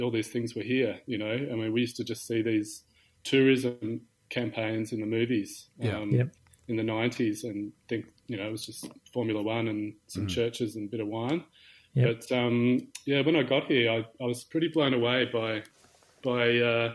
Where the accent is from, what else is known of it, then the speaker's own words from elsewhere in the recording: Sydney, New South Wales, Australia; moved away as an adult; now in South Australia, Australia; I grew up in Sydney